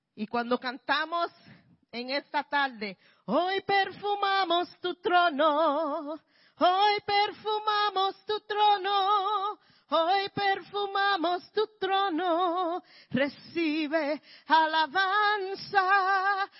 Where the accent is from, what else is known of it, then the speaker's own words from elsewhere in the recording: Puerto Rico; now in Bronx, New York, United States; soy puertorriqueña